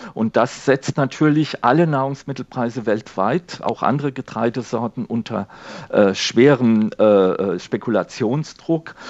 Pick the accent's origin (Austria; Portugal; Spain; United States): Spain; now in Germany; mein Heimatland Spanien